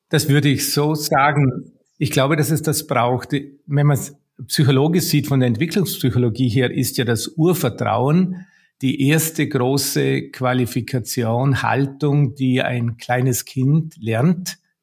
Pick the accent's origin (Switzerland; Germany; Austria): Austria; bei uns in Österreich